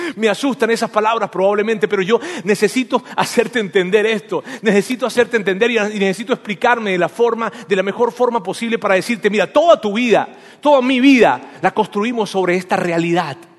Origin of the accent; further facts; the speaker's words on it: Venezuela; first language Spanish; moved away; yo nací en Venezuela y yo soy venezolano